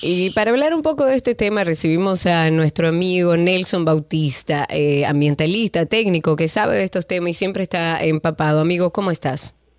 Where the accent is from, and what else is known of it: Dominican Republic